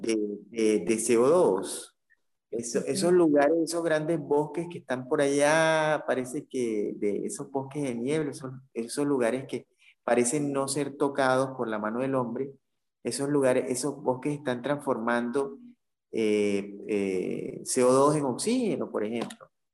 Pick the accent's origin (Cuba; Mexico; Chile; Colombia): Colombia; Caribbean Region; más que colombiano me siento como caribeño